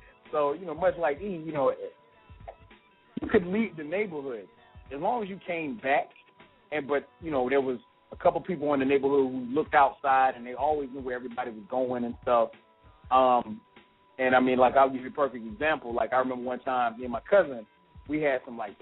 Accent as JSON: {"language": "English", "region": "South Carolina", "country": "United States", "tie": "born or raised there", "moved": "yes", "lives_now": "Atlanta, United States", "said": "I grew up in South Carolina, and now living in Atlanta"}